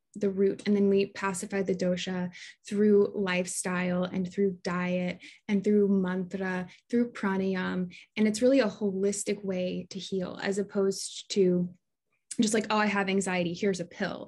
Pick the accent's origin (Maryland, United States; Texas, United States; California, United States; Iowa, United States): Iowa, United States; Des Moines; moved away as an adult; also born or lived in Hawaii; I grew up in Des Moines, Iowa